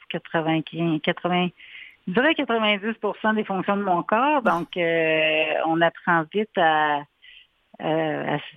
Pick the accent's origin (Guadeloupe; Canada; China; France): Canada; Quebec City, Quebec; moved away as an adult; now in Montreal, Canada; Ah non, en fait, moi je viens de Québec.